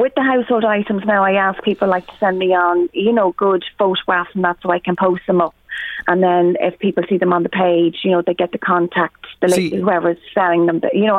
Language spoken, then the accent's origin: English; Drogheda, Leinster, Ireland; now in Tullyallen, Ireland; I'm based in Tully Allen, so I'm originally from Drogheda but based in Tully Allen.